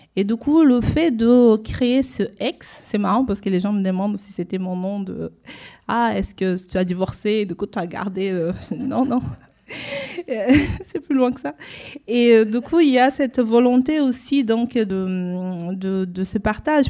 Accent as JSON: {"language": "French", "country": "Brazil", "moved": "yes", "said": "là d'où je viens en fait, qui est le processus colonial de racialisation au Brésil"}